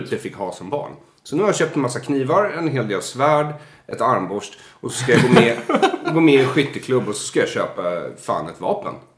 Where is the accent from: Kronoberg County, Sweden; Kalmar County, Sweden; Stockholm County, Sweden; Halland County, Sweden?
Stockholm County, Sweden; Solna; i kiosken i Bergshamra där jag växte upp